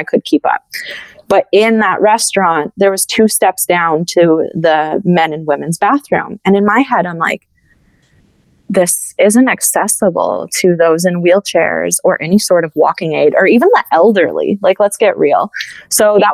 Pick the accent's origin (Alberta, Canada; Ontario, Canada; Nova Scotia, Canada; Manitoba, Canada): Alberta, Canada; Edmonton; now in Montreal, Canada; I live in Montreal now, like, I'm from Edmonton originally